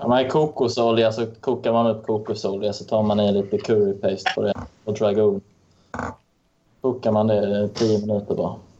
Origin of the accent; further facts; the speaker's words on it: Lund, Skåne, Sweden; accent: Skåne dialect, influenced by Närke dialect; Jag är från Lund och sen har jag föräldrar från Örebro, Örebro och från Solna.